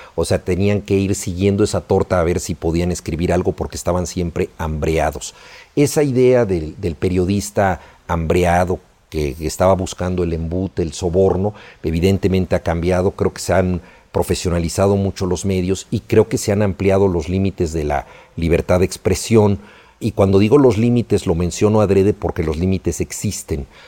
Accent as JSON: {"language": "Spanish", "country": "Mexico", "said": "la mayoría de los mexicanos"}